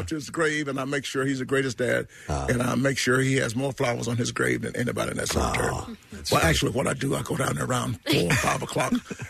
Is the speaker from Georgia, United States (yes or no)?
yes; Atlanta, Georgia, United States; I'm from Atlanta.